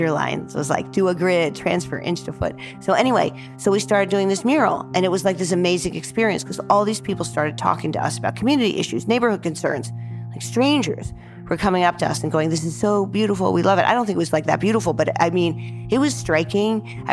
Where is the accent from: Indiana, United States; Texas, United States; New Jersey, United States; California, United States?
New Jersey, United States; moved away; I'm 22 from New Jersey